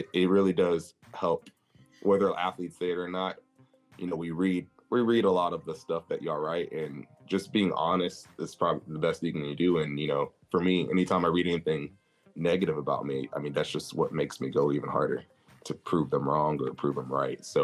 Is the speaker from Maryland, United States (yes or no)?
no; Arlington, Texas, United States; also born or lived in Mansfield, Texas; I'm from Arlington area, Mansfield, which Arlington, Texas, if you go look that up, that's where Dallas Cowboys are. So I grew up a fan